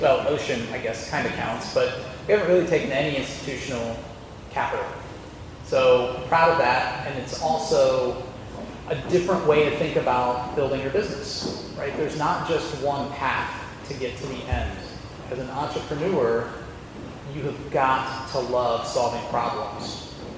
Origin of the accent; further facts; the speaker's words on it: Dayton, Ohio, United States; also born or lived in Cairo, Egypt; now in Cincinnati, United States; I grew up in Dayton, but I was born in Cairo